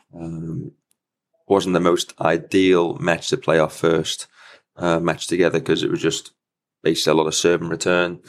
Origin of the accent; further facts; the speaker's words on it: United Kingdom; being a British player with the L T